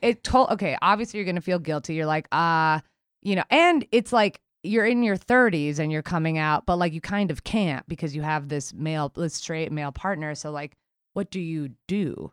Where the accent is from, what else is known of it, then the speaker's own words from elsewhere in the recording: New York City, New York, United States; we grew up in Queens in the nineties